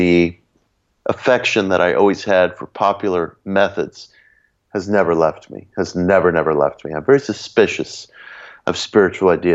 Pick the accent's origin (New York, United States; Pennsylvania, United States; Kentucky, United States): New York, United States; New York City; the little public library in the town that I grew up in Belrose, in the borough of Queens in New York City